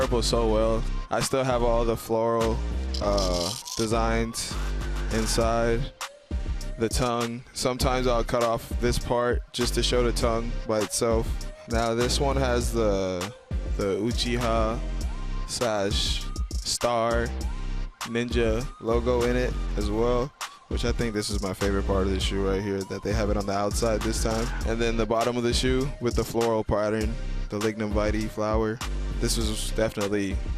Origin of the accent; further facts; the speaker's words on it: Bahamas; I'm from the Bahamas